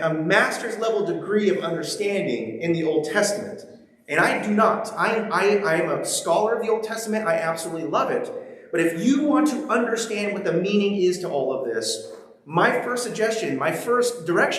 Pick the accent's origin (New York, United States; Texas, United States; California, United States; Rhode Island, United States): California, United States; Ventura; moved away as an adult; now in Pacific Northwest, United States; we're from Ventura, so we live 30 minutes from the beach